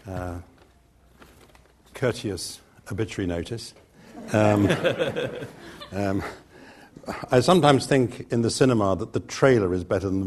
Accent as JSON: {"language": "English", "town": "Greenford", "region": "London", "country": "United Kingdom", "tie": "born or raised there", "said": "I was brought up in Greenford, which is pre and post-Second World War, lower and middle-class housing along the arterial roads going west from London."}